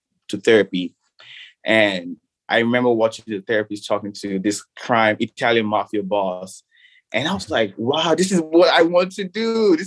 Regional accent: Nigeria; the country that I grew up in Nigeria

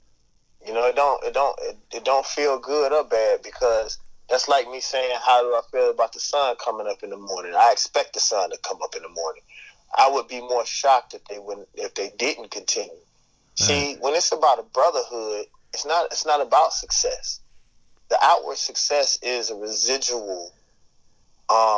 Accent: Mississippi, United States; I'm from Mississippi

